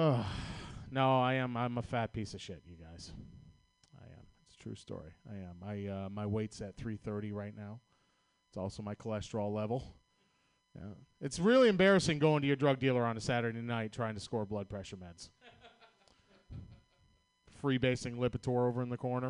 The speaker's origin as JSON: {"language": "English", "town": "Boston", "region": "Massachusetts", "country": "United States", "accent": "Boston", "moved": "yes", "said": "I'm from Boston, Massachusetts."}